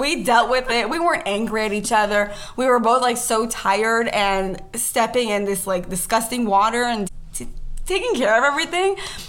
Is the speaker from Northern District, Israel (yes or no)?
no; Omer, Southern District, Israel; moved away as an adult; now in Cleveland, United States; Okay, so I grew up in Omer, which is a little suburb next to Be'er Sheva. That's in Israel, so very far away. And I moved to Cleveland Almost 2 years ago.